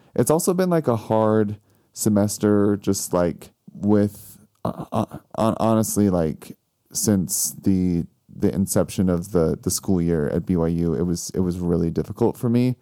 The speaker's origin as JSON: {"language": "English", "region": "Missouri", "country": "United States", "moved": "yes", "said": "I'm from Missouri"}